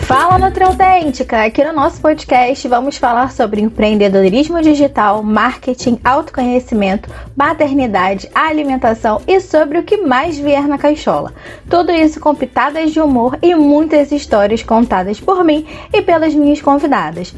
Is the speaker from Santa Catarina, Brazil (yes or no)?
no; Angra dos Reis, Rio de Janeiro, Brazil; also born or lived in Niterói; eu nasci no Rio e com os três aninhos de idade me mudei para Angra dos Reis, Costa Verde do Rio de Janeiro. E todas as minhas melhores e maiores lembranças são de lá